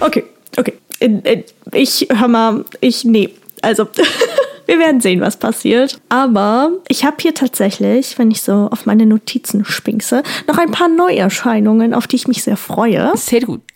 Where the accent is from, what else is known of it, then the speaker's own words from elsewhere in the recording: Rhineland, Germany; bei uns im Rheinland